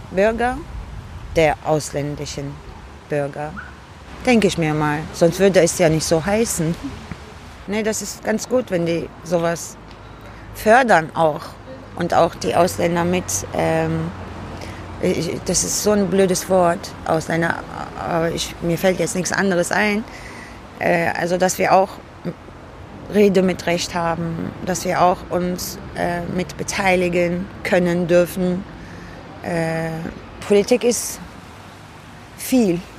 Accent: Cologne, North Rhine-Westphalia, Germany; born there; Ich bin hier in Köln geboren.

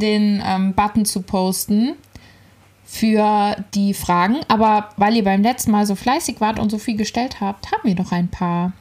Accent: Ziegenhain, Hesse, Germany; Ziegenhainer Salatkirmes, mein Heimatort.

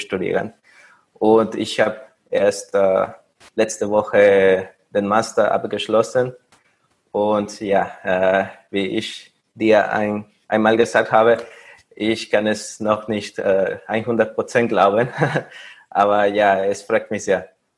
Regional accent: Mexico; German is a second language; moved away as an adult; also born or lived in Paris; now in Vienna, Austria; ich komme aus Mexiko und äh, dort habe ich meinen Bachelor

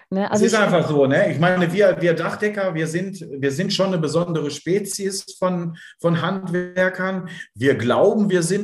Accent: Bielefeld, North Rhine-Westphalia, Germany; ich bin halt ein Bielefelder Kind

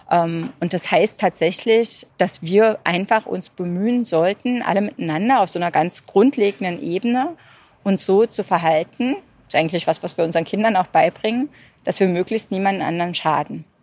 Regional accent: Berlin, Germany; moved away; also born or lived in England / Italy; ich komme ursprünglich aus Berlin und ich hatte den äh, Luxus sozusagen mir selber genommen, weil ich aus Ostberlin komme

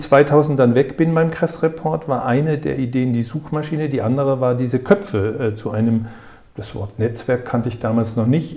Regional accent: Frankfurt, Hesse, Germany; also born or lived in Waldorf; Erst Frankfurt, ich bin geborener ah, ja, Frankfurter. Wir wohnten Tiergarten 52 gegenüber vom Elefantenhaus.

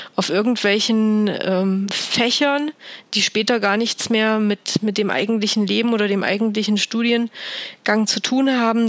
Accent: Thuringia, Germany; in meiner Heimat in Thüringen

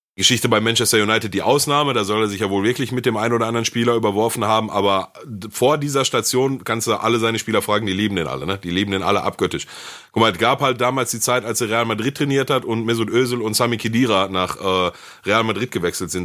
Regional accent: Ruhr area, North Rhine-Westphalia, Germany; bei uns im Ruhrgebiet

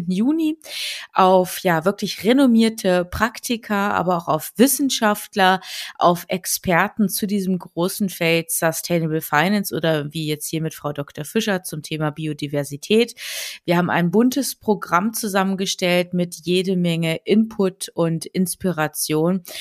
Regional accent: Germany; ich komme aus dem Harz

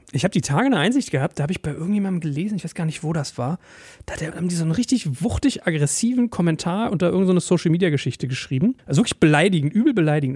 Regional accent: Berlin, Germany; in Berlin ja. ist ja fast eher so, da war man als Deutscher ja fast in meinen Schulen immer so in der Minderheit

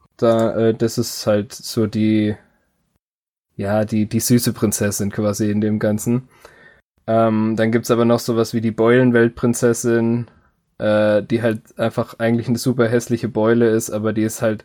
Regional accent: Germany; als Deutscher

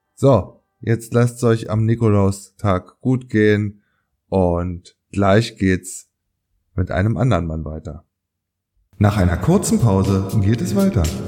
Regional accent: Berlin, Germany; meine Heimatstadt Berlin

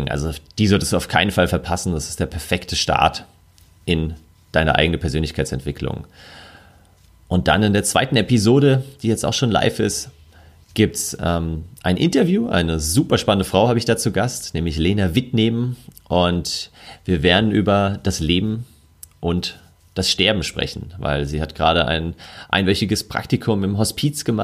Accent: Bavaria, Germany; Ich komme aus der Nähe von München oder lebe in München und bin in der Nähe von München oft in den Bergen unterwegs.

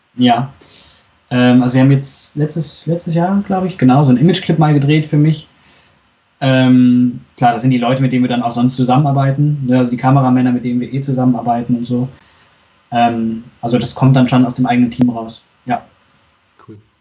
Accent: Unna, North Rhine-Westphalia, Germany; ich komme ja aus Unna

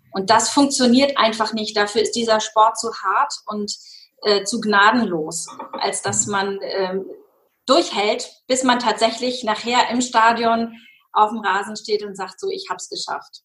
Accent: Schenefeld, Schleswig-Holstein, Germany; Ich komme aus Hamburg, also aus einem kleinen äh, angrenzenden Ort von Hamburg, aus Schenefeld

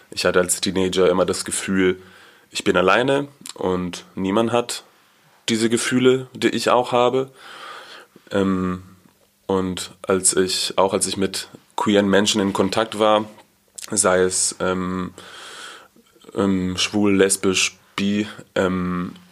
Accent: Haifa, Haifa District, Israel; Ich komme aus Israel, aus Haifa und ich bin in einer schon sehr liberalen Familie aufgewachsen, auch eher linkspolitisch

